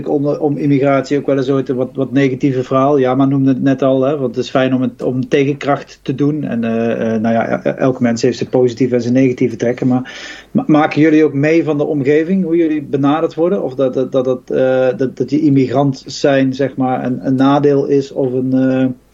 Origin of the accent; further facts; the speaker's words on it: England, United Kingdom; Dutch is a second language; ik kom, uit Engeland